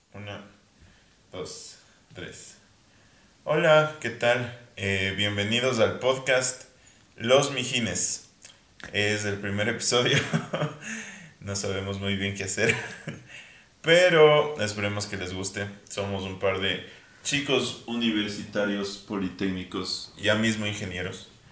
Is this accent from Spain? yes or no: no; Quito, Pichincha, Ecuador; así somos los quiteños